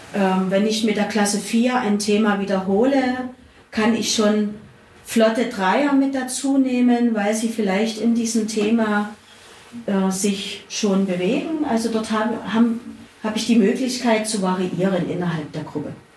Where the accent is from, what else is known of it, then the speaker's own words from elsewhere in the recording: Dresden, Saxony, Germany; moved away as an adult; now in Zittau, Germany; Ich stamme selber aus Dresden, bin also aus der Großstadt